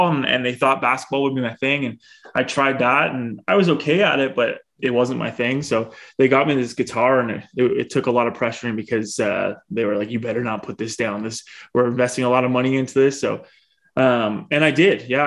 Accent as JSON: {"language": "English", "area": "a town outside of Bradford", "region": "Ontario", "country": "Canada", "tie": "born or raised there", "lives_now": "Barrie, Canada", "said": "I grew up in Ontario, just a town outside of Bradford, Ontario, which is about half hour north of Toronto."}